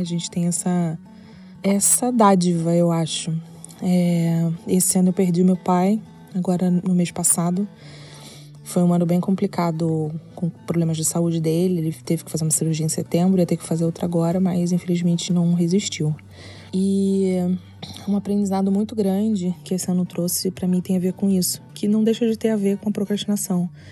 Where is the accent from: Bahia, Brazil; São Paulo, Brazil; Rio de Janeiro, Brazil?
Rio de Janeiro, Brazil; Eu sou carioca